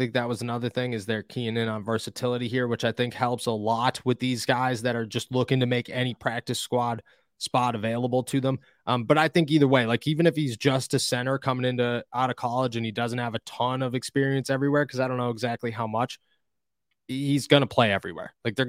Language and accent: English; Scranton, Pennsylvania, United States; I'm from Scranton, Pennsylvania. We don't talk properly.